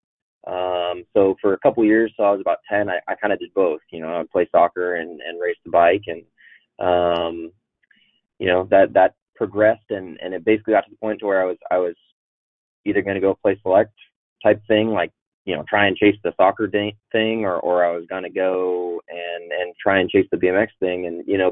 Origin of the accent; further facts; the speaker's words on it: Arlington, Washington, United States; I grew up mostly up in Washington State